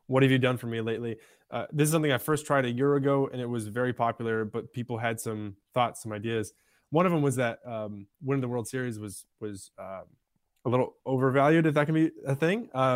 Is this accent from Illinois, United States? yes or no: no; Michigan, United States; moved away; also born or lived in Pittsburgh; I grew up in Michigan